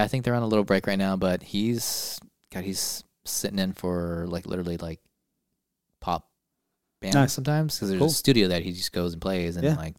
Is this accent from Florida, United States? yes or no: no; San Diego, California, United States; I am from San Diego.